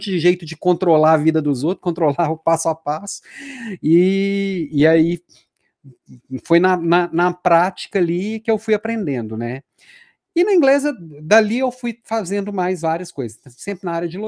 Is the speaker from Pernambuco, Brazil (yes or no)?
no; Belo Horizonte, Minas Gerais, Brazil; moved away as an adult; also born or lived in Juiz de Fora / Rio de Janeiro / São Paulo / Florianópolis; há 15 anos eu recebi um convite para ir para a Natura e Daí eu saí de Belo Horizonte. Então, fiquei 10 anos fora aqui da terrinha, fui rodei, passei por Juiz de Fora, passei pelo Rio de Janeiro, passei por São Paulo